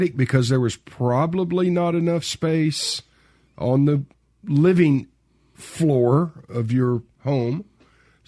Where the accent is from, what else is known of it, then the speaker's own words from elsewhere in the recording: Memphis, Tennessee, United States; I grew up in Memphis